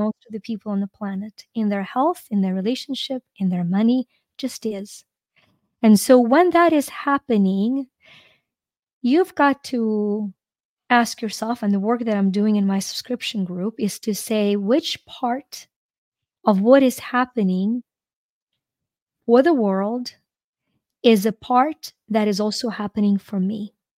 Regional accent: Ukraine; moved away as an adult; I'm from Ukraine

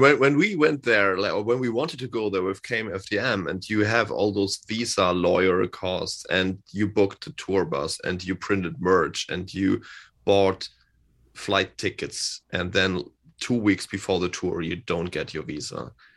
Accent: Hamburg, Germany; English is a second language; he lives in my hometown. He lives here in Hamburg as well.

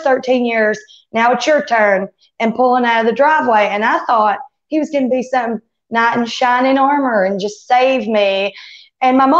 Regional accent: Sneedville, Tennessee, United States; also born or lived in Kingsport, Tennessee; now in Newport, United States; I was born in Kingsport, but I was raised in a teeny weeny town, in Tennessee. It's called Sneedville

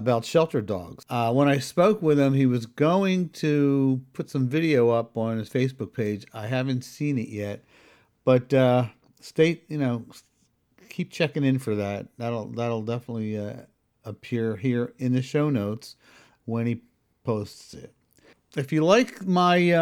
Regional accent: Philadelphia, Pennsylvania, United States; I grew up in Northeast Philadelphia

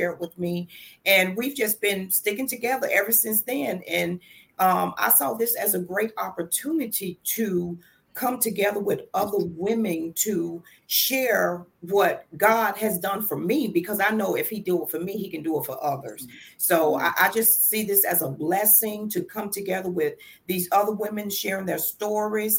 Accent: Albany, Georgia, United States; now in Virginia, United States; I'm originally from Albany, Georgia. But Virginia is really my home now because I've been here over 30 years

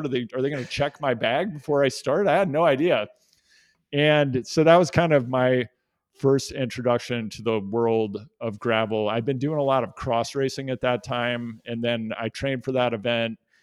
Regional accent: Kansas City, Missouri, United States; I grew up in Kansas City, Missouri

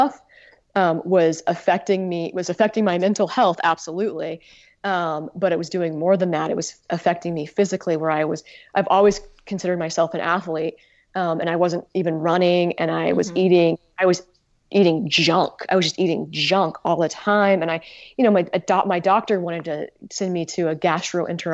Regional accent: Utah, United States; moved away as an adult; now in Maine, United States; I'm originally from Utah. I grew up in Utah and I went to college in Utah

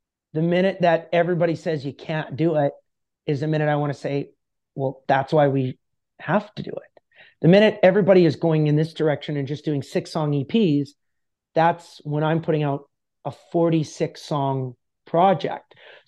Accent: Canada; That I had 13 people and I'm a Canadian country artist.

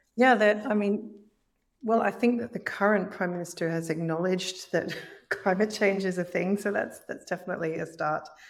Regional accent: Brisbane, Queensland, Australia; accent: Australian; moved away as an adult; now in Northern Ireland, United Kingdom; in Brisbane, in, in my hometown

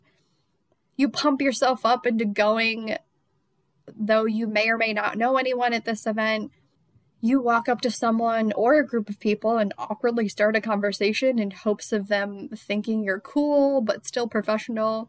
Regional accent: Rochester, New York, United States; moved away as an adult; also born or lived in Charlotte, North Carolina; Rochester, New York, my hometown

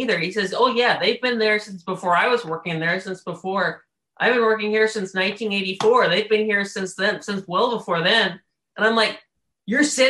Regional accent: Baton Rouge, Louisiana, United States; now in Birmingham, United States; I'm from Baton Rouge, and Baton Rouge, we have the nation's worst school system where I'm from

